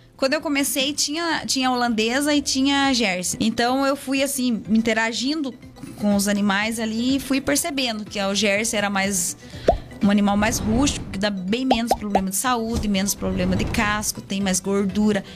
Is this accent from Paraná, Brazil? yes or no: yes; Castro, Paraná, Brazil; Eu nasci aqui em Castro, mas tá. fui criada lá, né? Sempre morei lá, lá na Paina